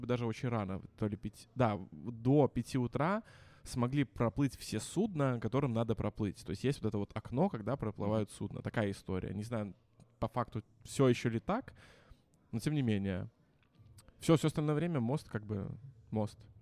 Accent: Minsk, Belarus; also born or lived in Saint Petersburg, Russia; я вернулся из Питера на родину в Минск

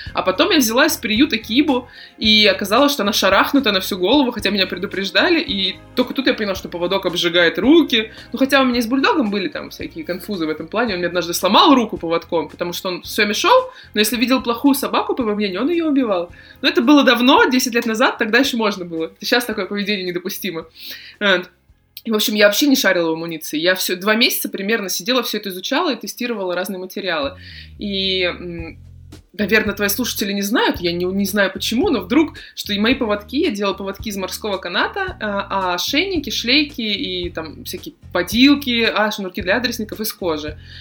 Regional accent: Saint Petersburg, Russia; я из Питера

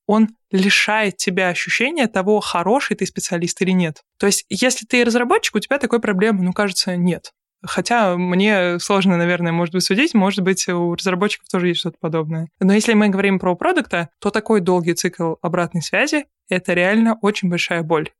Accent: Nizhny Novgorod, Nizhny Novgorod Oblast, Russia; в своем родном городе, я из Нижнего Новгорода

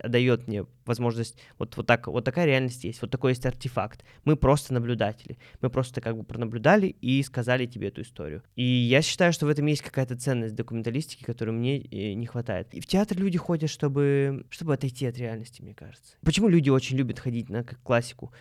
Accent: Moscow, Russia; Мы, москвич

